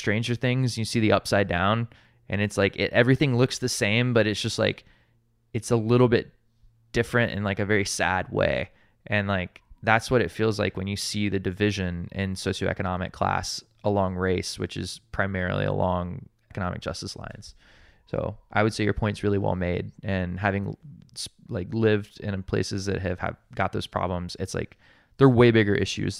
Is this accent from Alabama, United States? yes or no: yes; Montgomery, Alabama, United States; also born or lived in Atlanta, United States; now in Hawaii, United States; So I grew up in Montgomery, Alabama, which is where Dr. King started his ministry at Dexter Avenue Baptist Church.